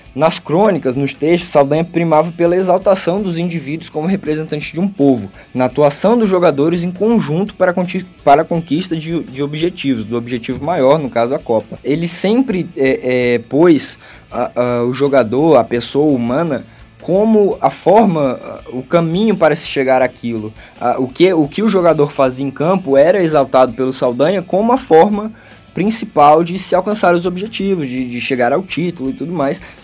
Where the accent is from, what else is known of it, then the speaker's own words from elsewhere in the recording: Natal, Rio Grande do Norte, Brazil; now in Brasília, Brazil; eu moro em Brasília, sou de Natal, mas moro em Brasília